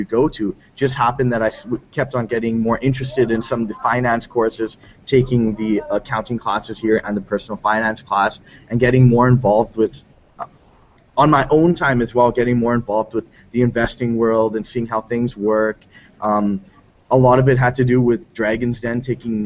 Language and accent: English; South Africa; I'm South African born.